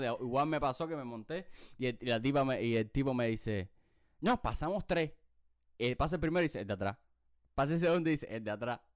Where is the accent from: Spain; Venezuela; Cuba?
Cuba; Havana; yo soy de la lisa